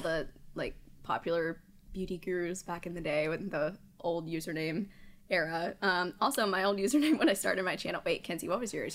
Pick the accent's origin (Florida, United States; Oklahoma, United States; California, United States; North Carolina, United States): North Carolina, United States; High Point; also born or lived in Asheboro, North Carolina; I'm from High Point, North Carolina, but we're originally from a smaller town, Ashboro